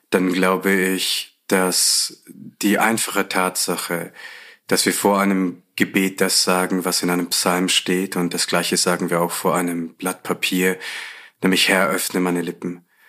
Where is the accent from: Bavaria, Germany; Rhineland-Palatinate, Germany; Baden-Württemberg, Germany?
Bavaria, Germany; Ich bin in Bayern groß geworden